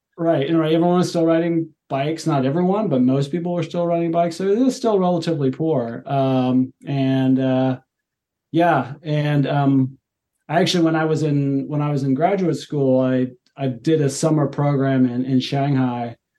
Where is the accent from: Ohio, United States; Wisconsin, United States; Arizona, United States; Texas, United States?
Ohio, United States; Cincinnati; moved away as an adult; also born or lived in Europe / China / Australia; now in Seattle, United States; I'm a native, I guess, of Cincinnati. Uh, so I grew, yeah, I grew up in Ohio, and kind of that's where I'm from.